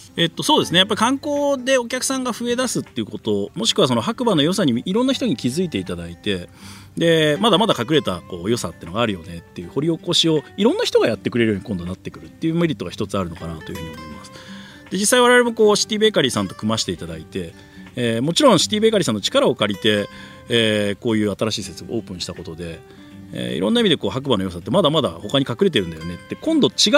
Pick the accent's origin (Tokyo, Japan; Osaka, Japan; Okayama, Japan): Tokyo, Japan; moved away as an adult; now in Hakuba, Japan; 東京生まれ東京育ちで